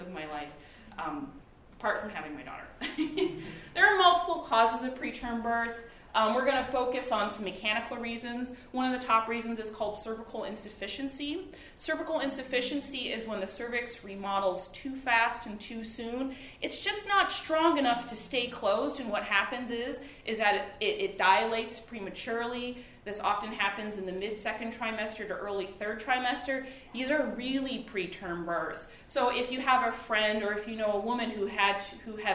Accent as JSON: {"language": "English", "town": "Detroit", "region": "Michigan", "country": "United States", "tie": "born or raised there", "also_born_or_lived": "Boston", "moved": "as an adult", "lives_now": "New York, United States", "said": "I grew up in Detroit, worked at General Motors"}